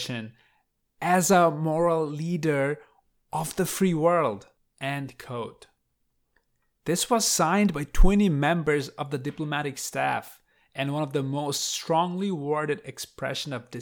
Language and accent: English; Bangladesh; now in United States; I was born and raised in Bangladesh. But I live in America now